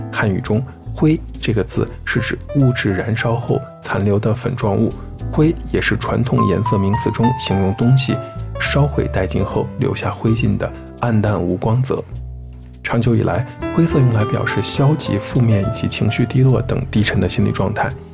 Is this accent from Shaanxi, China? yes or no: yes; Xi'an, Shaanxi, China; 作为一名西安人